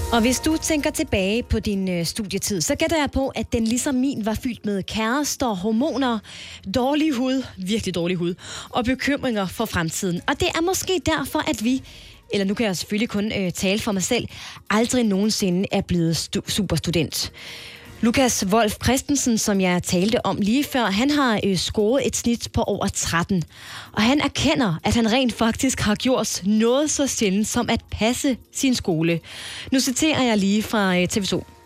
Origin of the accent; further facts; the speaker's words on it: Jutland, Denmark; jeg er jyde